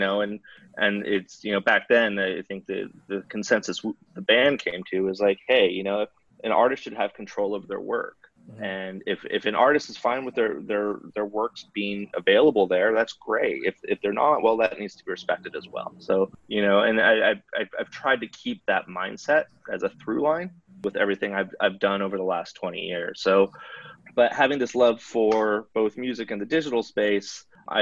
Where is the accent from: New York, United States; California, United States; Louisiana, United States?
California, United States; Oakland; growing up in the San Francisco Bay Area and Oakland specifically